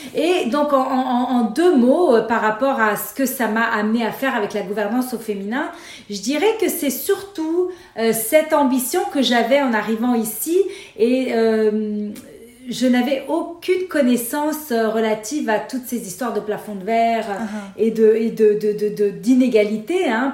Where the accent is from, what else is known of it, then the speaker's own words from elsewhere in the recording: Beirut, Beirut Governorate, Lebanon; moved away; also born or lived in Paris / Nice / Montreal; je suis née à Beyrouth et j'ai grandi dans la guerre civile du Liban.